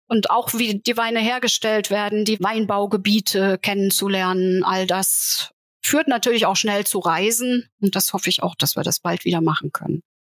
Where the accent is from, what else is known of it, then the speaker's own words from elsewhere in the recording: Saarland, Germany; ich als Saarländerin sehr nah an Frankreich war